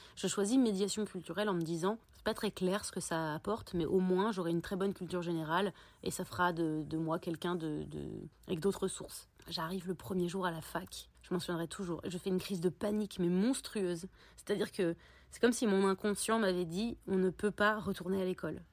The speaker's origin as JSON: {"language": "French", "town": "Paris", "region": "Île-de-France", "country": "France", "tie": "born or raised there", "said": "j'ai grandi à Paris"}